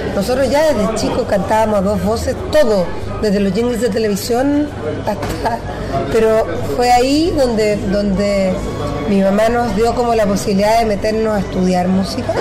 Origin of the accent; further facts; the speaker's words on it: Chile; also born or lived in Mexico; nosotros somos muy chilenos, chilenos chilenos